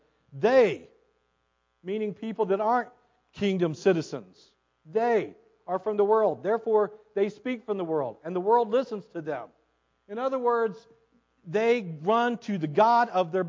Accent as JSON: {"language": "English", "country": "United States", "tie": "born or raised there", "said": "I was born in the United States"}